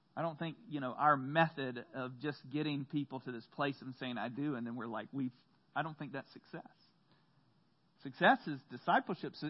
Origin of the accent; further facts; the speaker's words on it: the South, United States; growing up in the South